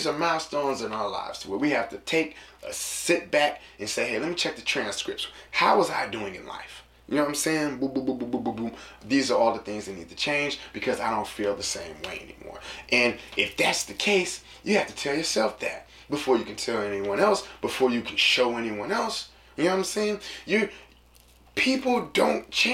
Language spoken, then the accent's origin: English; San Francisco, California, United States; also born or lived in Sacramento; when I moved from San Francisco and I moved to Sacramento, I was in middle school